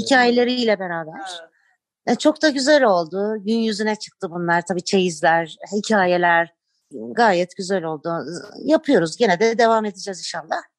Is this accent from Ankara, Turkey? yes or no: no; Istanbul, Turkey; Ben bu köyün kızı değilim. İstanbul'da doğdum büyüdüm.